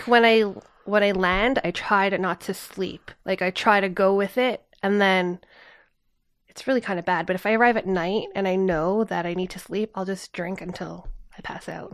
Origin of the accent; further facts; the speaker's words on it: Canada; I grew up in North America